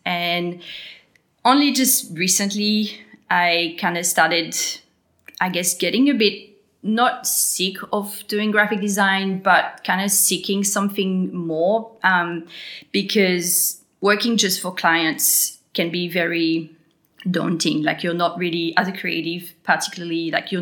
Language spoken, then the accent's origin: English; New Caledonia; accent: French; moved away as an adult; now in Gold Coast, Australia; I'm originally from New Caledonia. I was born there, and that's why I have a French accent